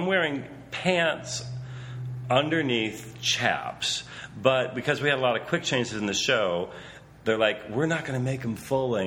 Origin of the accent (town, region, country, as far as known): Michigan, United States; born or raised there